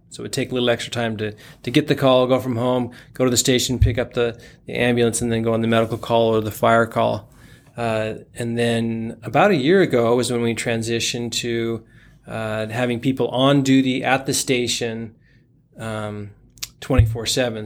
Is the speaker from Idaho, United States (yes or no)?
yes; Boise, Idaho, United States; moved away as an adult; also born or lived in Orem, Utah / California; now in Springville, United States; my parents moved to Boise, Idaho, where I went through all of my schooling, graduated high school